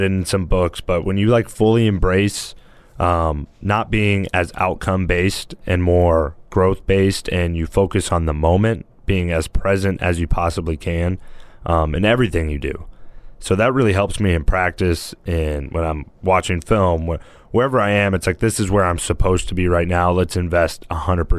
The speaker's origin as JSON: {"language": "English", "town": "Fresno", "region": "California", "country": "United States", "said": "I'm from Fresno, the damn desert out there"}